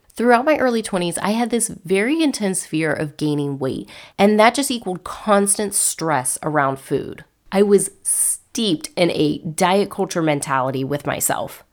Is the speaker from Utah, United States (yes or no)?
no; Cocoa Beach, Florida, United States; also born or lived in North Carolina / Savannah, Georgia; I was born and raised in Florida, in the Cocoa Beach area